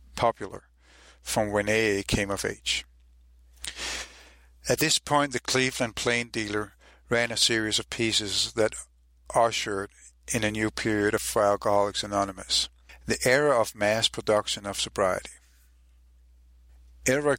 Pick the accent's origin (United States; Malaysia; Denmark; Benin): Denmark; Copenhagen, Capital Region of Denmark; I'm also from Copenhagen, Denmark